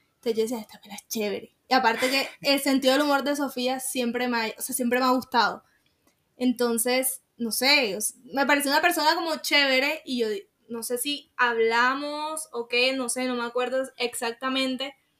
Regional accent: Sincelejo, Sucre, Colombia; also born or lived in Montelíbano; me regresé para Cincelejo, que es de donde yo soy

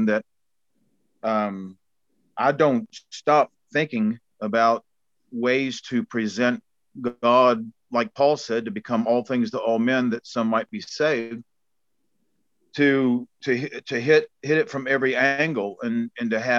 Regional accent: Bullitt County, Kentucky, United States; moved away as an adult; now in New Zealand; I come from Bullock County, Kentucky, and it's Redneckville, you know, four-wheel drive trucks, Confederate flags, shotguns, deers on hoods. You know, that's the neighborhood I grew up

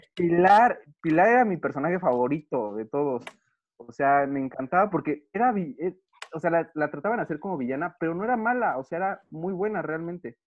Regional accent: Mexico; soy aquí de México

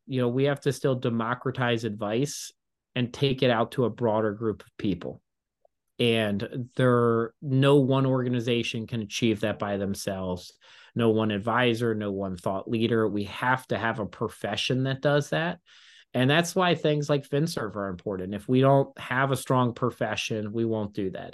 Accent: Baltimore, Maryland, United States; I grew up with him in Baltimore

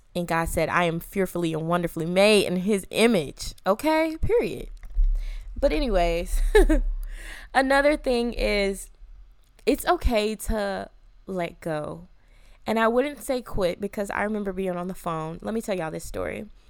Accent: Atlanta, Georgia, United States; moved away as an adult; I'm from Atlanta. I'm a city girl

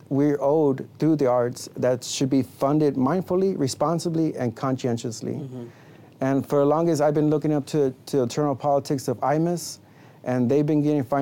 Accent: Hidalgo, Texas, United States; also born or lived in Houston, Texas; I was primarily raised with my friends in Las Milpas, which is a small section in Hidalgo.

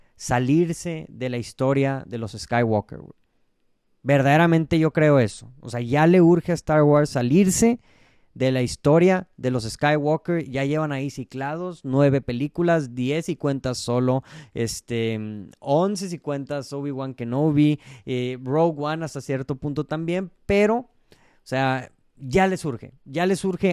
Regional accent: Mexico; como el mexicano que soy

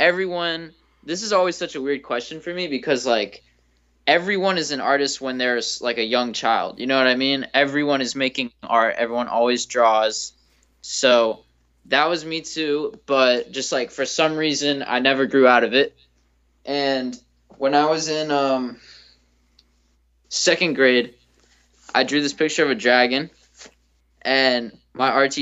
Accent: South Florida, United States; I'm from South Florida

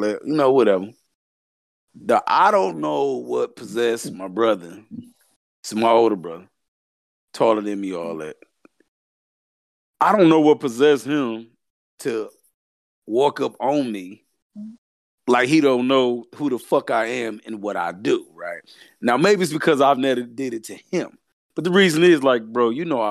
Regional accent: the South, United States; I'm from the South

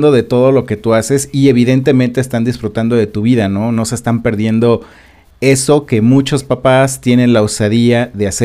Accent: Mexico; lo que como sociedad mexicana tenemos, que es el rechazo sobre lo desconocido

